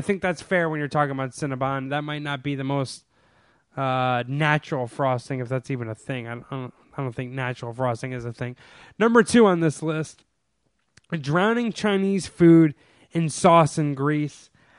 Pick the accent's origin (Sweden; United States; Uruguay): Sweden; I'm from Sweden, and here we only ever put egg wash and pearl sugar on top before baking our cannibalar.